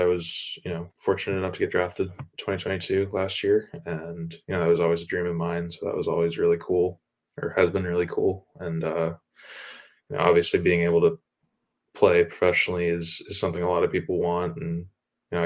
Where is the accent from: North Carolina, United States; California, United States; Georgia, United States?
North Carolina, United States; Apex; I'm from Apex, North Carolina